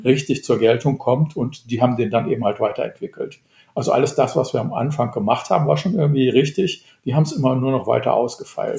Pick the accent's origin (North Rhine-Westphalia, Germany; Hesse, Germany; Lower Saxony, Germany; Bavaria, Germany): North Rhine-Westphalia, Germany; Ich bin Westfale